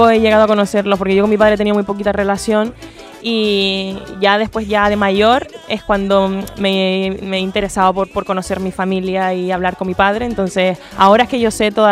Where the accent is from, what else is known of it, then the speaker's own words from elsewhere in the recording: Canary Islands, Spain; moved away as an adult; now in Madrid, Spain; me vine de Canarias justo para Madrid para hacer El Rey León, ahí ya me quedé a finca.